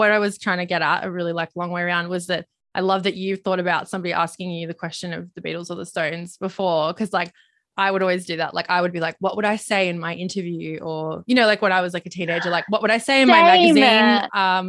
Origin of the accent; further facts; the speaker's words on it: Gold Coast, Queensland, Australia; I grew up on the Gold Coast, everyone was at the beach